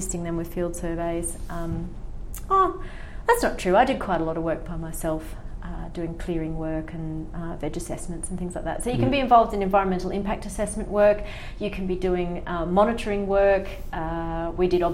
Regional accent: Far North Queensland, Australia; moved away; I grew up in Far North Queensland

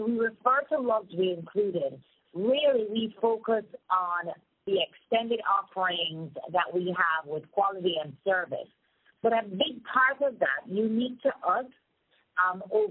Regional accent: Montego Bay, Saint James, Jamaica; moved away as an adult; originally from Montego Bay, Jamaica, which is really what we refer to as the original tourism mecca

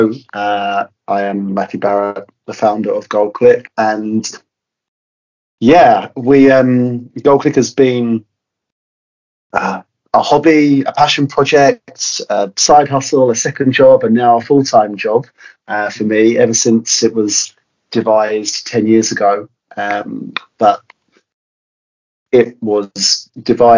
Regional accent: London area, United Kingdom; I'm personally from the London area

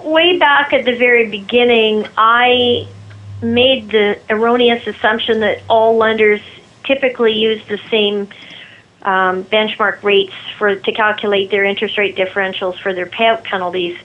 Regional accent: Red Deer, Alberta, Canada; I'm one of the few that's actually born and raised in Red Deer that's still here.

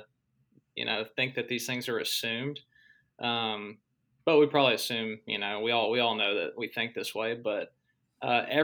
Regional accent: Texas, United States; moved away as an adult; also born or lived in Arkansas; me growing up in Churches of Christ in Texas. And, I was young, I was a kid

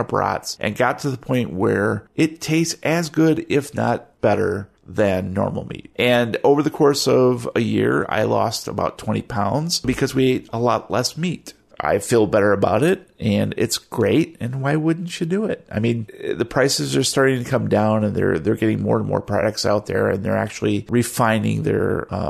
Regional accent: Michigan, United States; I grew up in Michigan, right? And here in Michigan, we're like kind of a meat and potatoes kind of, you know, Midwestern

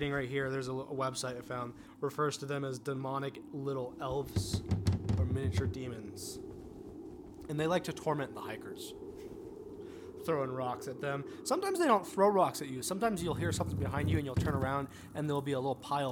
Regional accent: Southern California, United States; I grew up in Southern California

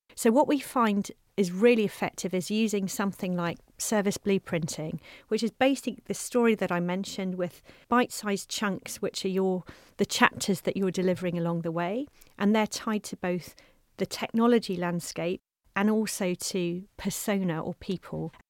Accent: South Coast of England, United Kingdom; I'm from the South Coast. of England

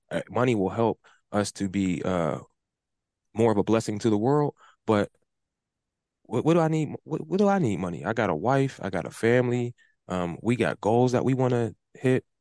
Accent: Pittsburgh, Pennsylvania, United States; the neighborhood that I grew up in, that I live in right now

